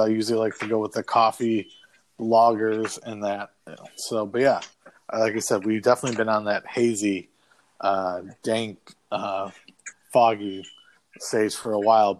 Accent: Midwest, United States; we're Midwest guys

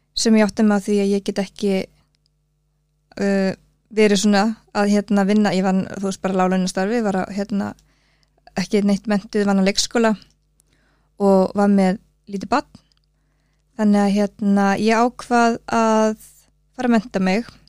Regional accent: Suðureyri, Westfjords, Iceland; moved away; Ég er fætt árið 1984 og ég ólst upp á söðurir við Súndafjörð, litli sjáarþorpi.

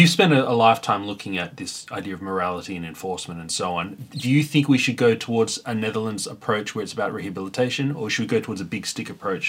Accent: Sydney, New South Wales, Australia; now in Victoria, Australia; I grew up in New Sydney laughing at Victoria my whole life

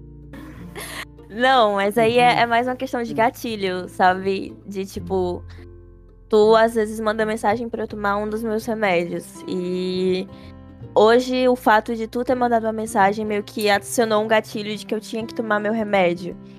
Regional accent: Fortaleza, Ceará, Brazil; somos de Fortaleza

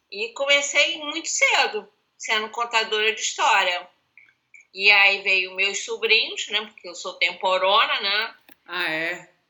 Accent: Rio de Janeiro, Brazil; Eu sou carioca.

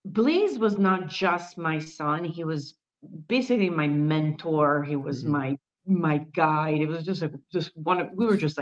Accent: Milan, Lombardy, Italy; moved away as an adult; also born or lived in United States / Valencia; And I was born in Milan. I was born in Italy. Then I moved to the States when I was 20 years old

